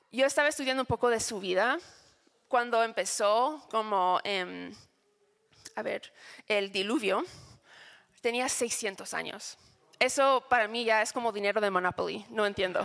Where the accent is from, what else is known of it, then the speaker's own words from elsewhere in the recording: United States; Spanish is a second language; moved away; soy gringa